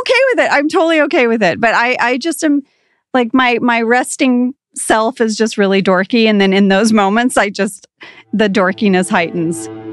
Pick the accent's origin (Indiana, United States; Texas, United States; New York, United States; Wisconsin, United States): Texas, United States; moved away; also born or lived in Jakarta, Indonesia; I'm, I am from Texas